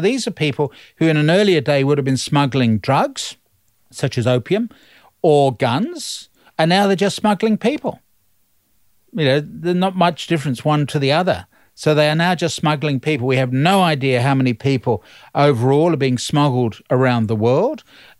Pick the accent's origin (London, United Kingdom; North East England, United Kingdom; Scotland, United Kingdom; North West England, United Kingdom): London, United Kingdom; moved away as an adult; I'm a migrant. I came from London to study for a PhD back in 1973. So I'm a migrant.